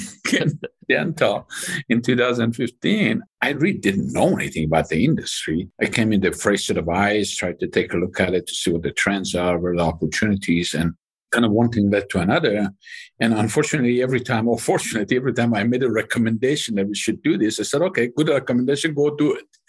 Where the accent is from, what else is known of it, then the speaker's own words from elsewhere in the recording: Iran; moved away as an adult; I grew up in Iran